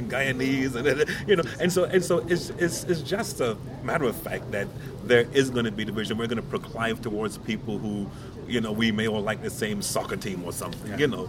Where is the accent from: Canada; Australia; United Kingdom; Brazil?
United Kingdom; London; I was born in London, and I'm from South London, and South London and North London is don't get on, okay, right? My parents are from Jamaica